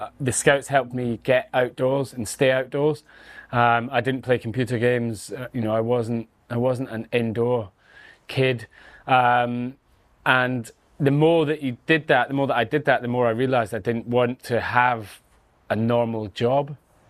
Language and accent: English; Scotland, United Kingdom; born there; I was born near Glasgow, but live on the west coast of Scotland, so down, you know, near the sea, just across from Northern Ireland.